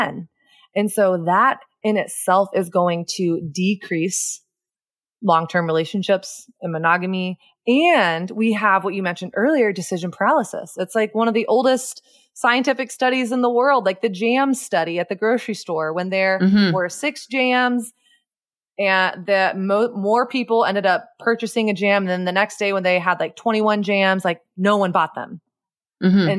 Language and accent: English; Texas, United States; I grew up in the Bible Belt South in Texas.